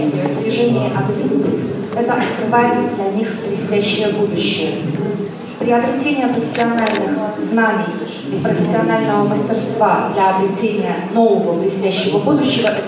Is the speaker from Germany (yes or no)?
yes; Germany; В Германии, в стране, откуда я родом инвалидов по зрению различных профессий хорошим подспорьем служат новейшие технологические разработки и вспомогательные девайсы.